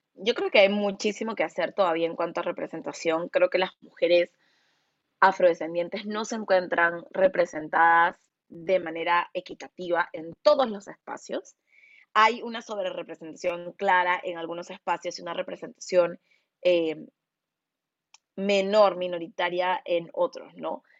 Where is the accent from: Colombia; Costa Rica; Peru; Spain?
Peru; han pensado que soy cualquier cosa menos una persona peruana, porque no se imaginan que hay afrodescendientes en el Perú